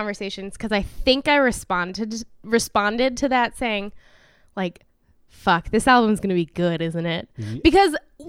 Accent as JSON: {"language": "English", "region": "Tennessee", "country": "United States", "moved": "yes", "lives_now": "Los Angeles, United States", "said": "because I'm from Tennessee and I moved to L.A."}